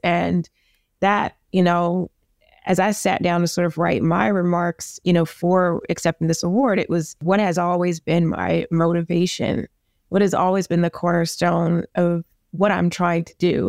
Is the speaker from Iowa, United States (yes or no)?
no; New York City, New York, United States; I'm from the Bronx